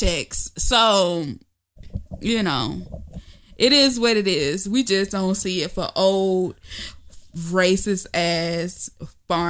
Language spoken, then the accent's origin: English; the South, United States; I'm from the South